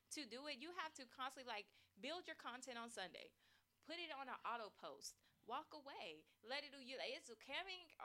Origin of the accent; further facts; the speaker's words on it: Nigeria; I'm Nigerian